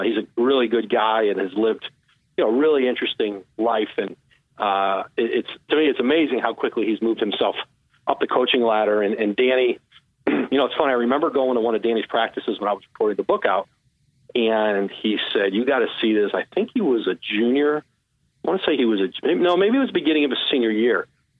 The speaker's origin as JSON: {"language": "English", "region": "New England", "country": "United States", "tie": "born or raised there", "said": "Like I grew up in New England and I grew up like a big Steve Grogan, Sam Bam Cuttingham."}